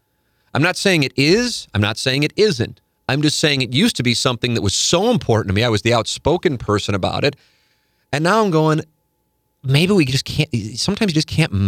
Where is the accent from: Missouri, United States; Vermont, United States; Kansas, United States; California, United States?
Missouri, United States; St. Louis; also born or lived in Connecticut; I grew up in St. Louis, then my family and I raised our family in Connecticut, and I worked in Manhattan, and then we moved back to St. Louis